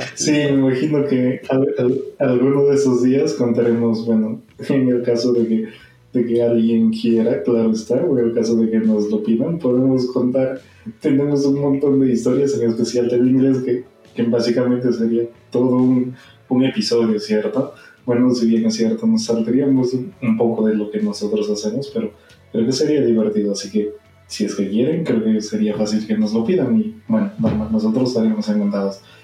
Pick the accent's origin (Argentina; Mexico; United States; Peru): Peru; peruano de nacimiento